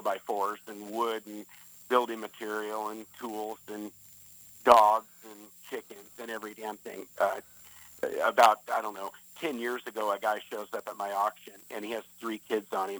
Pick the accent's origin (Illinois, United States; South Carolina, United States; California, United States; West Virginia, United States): California, United States; Southern; also born or lived in Northwest Arkansas; I was born and raised in Southern California, but my grandfather and all my rest of my family was from Northwest Arkansas